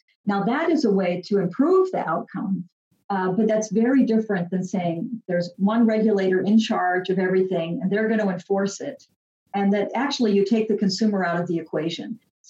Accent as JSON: {"language": "English", "country": "United States", "also_born_or_lived": "Europe", "moved": "as an adult", "said": "I'm American, but I've lived abroad for more than 10 years."}